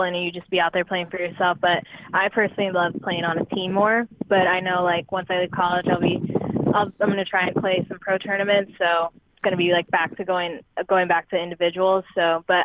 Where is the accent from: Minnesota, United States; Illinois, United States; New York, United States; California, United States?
Illinois, United States; Chicago; also born or lived in Florida; I am from Chicago, but I'm training in Florida right now